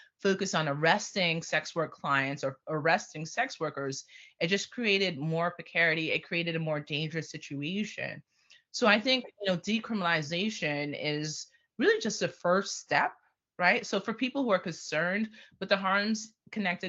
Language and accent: English; New York, United States; I grew up in New York